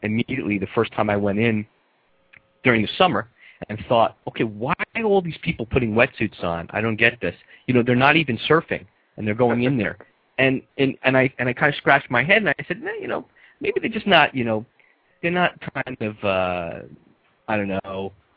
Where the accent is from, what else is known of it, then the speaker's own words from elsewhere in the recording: New York, United States; also born or lived in California; now in South Florida, United States; being a New Yorker